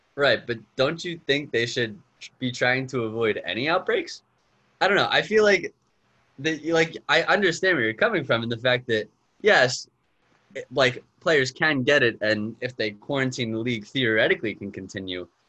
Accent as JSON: {"language": "English", "town": "Cheltenham", "region": "Pennsylvania", "country": "United States", "tie": "born or raised there", "moved": "as an adult", "said": "I'm from Cheltenham, Pennsylvania. Went to Cheltenham High School"}